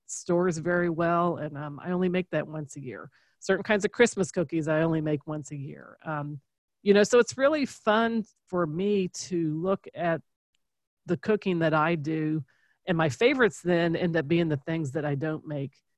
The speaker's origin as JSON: {"language": "English", "region": "Kentucky", "country": "United States", "said": "we're from Kentucky"}